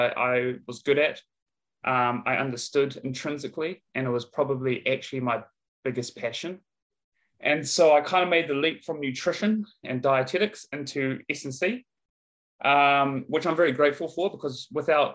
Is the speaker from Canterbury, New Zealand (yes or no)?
yes; Christchurch, Canterbury, New Zealand; moved away as an adult; also born or lived in Dunedin, New Zealand / Wollongong, Australia; now in Brisbane, Australia; originally I'm from Aotearoa, or what we'd call in English, New Zealand. So I was from Christchurch, New Zealand growing up